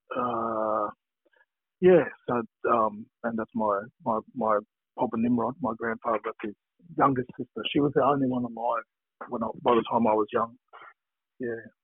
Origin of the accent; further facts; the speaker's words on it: Brisbane, Queensland, Australia; now in Victoria, Australia; I grew up in Brisbane, one of the Brisbane Blacks